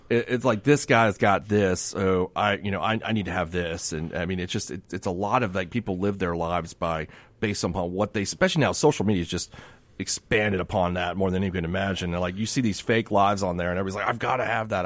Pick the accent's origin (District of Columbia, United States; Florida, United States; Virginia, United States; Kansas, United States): Florida, United States; South; I, I grew up in Hispanic communities in, my, in South Florida.